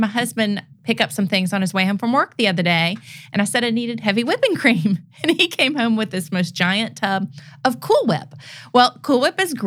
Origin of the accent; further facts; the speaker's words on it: Memphis, Tennessee, United States; also born or lived in New Orleans; I was born in New Orleans, but I grew up here in Memphis.